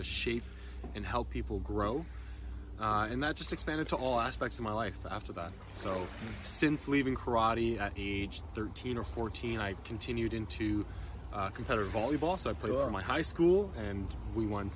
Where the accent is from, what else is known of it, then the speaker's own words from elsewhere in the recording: Ottawa, Ontario, Canada; growing up in Ottawa